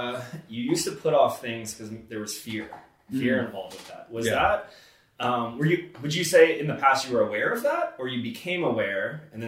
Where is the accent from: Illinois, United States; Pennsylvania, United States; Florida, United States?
Florida, United States; Growing up in Florida